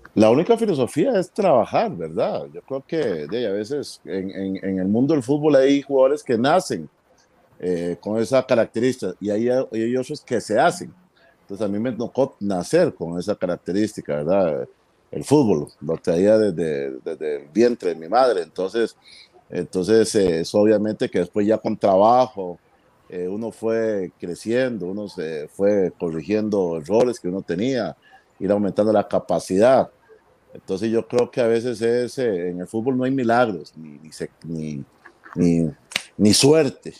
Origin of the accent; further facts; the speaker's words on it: Costa Rica; estaba en una escuela de fútbol acá en mi país y pues me toca desde los 15 años ser eh, jugador de la, de la, selección infantil de, de Costa Rica